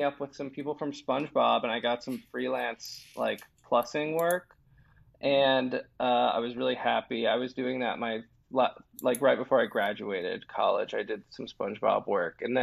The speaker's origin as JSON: {"language": "English", "region": "Virginia", "country": "United States", "said": "I'm from Virginia"}